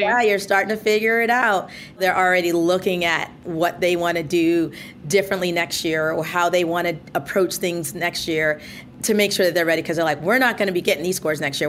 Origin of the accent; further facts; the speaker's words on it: Mount Vernon, New York, United States; where I grew up in Mount Vernon, New York